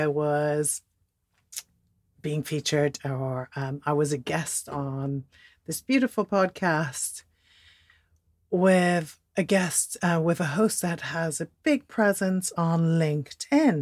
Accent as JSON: {"language": "English", "country": "Netherlands", "also_born_or_lived": "Switzerland", "moved": "yes", "lives_now": "United Kingdom", "said": "I'm Dutch"}